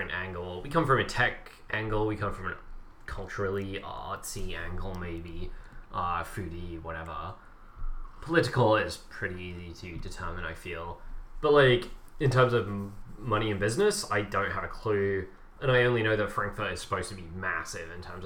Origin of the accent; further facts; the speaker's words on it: England, United Kingdom; moved away; growing up in England